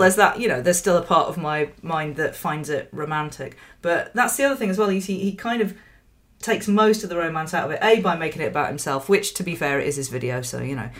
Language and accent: English; Yorkshire and the Humber, United Kingdom; now in London, United Kingdom; I was born in London, I grew up in West Yorkshire